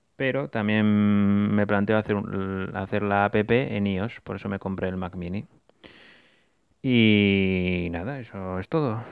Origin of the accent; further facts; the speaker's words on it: Asturias, Spain; volví para mi tierra, para Asturias